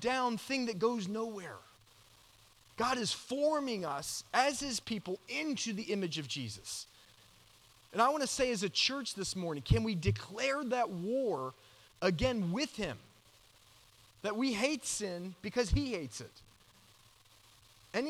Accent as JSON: {"language": "English", "region": "Georgia", "country": "United States", "tie": "born or raised there", "moved": "yes", "said": "I grew up in Georgia"}